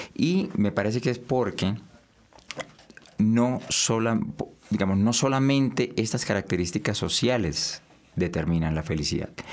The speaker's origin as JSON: {"language": "Spanish", "country": "Colombia", "said": "Nosotros como sociedad colombiana"}